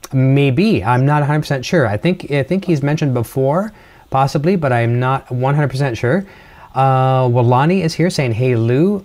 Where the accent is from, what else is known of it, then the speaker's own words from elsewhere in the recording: Canada; accent: Canadian; my Canadian accent